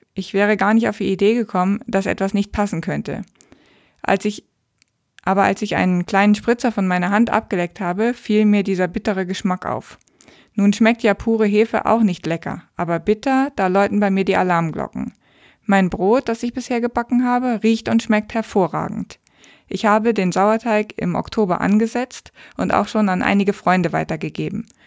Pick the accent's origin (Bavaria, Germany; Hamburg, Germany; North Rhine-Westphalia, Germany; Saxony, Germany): Hamburg, Germany; aus meiner Heimatstadt, aus Hamburg